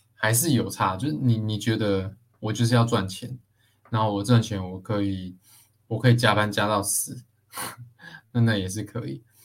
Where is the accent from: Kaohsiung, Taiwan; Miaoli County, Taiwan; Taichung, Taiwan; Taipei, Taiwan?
Taichung, Taiwan; 我是台中人嘛，那台中就有很多这种工厂啊